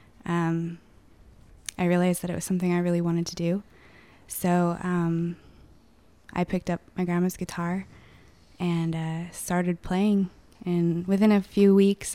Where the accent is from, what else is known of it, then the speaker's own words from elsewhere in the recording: Mossyrock, Washington, United States; now in Tacoma, United States; I'm from Mossy Rock